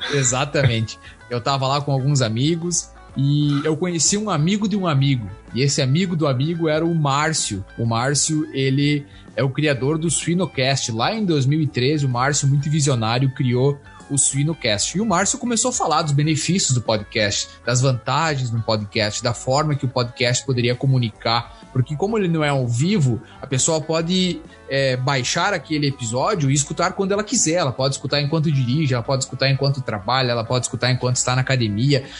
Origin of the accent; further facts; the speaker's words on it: Panambi, Rio Grande do Sul, Brazil; also born or lived in Palmeira das Missões / Frederico Westphalen / Santa Maria; now in Kansas, United States; eu sou natural de Panambi, no Rio Grande do Sul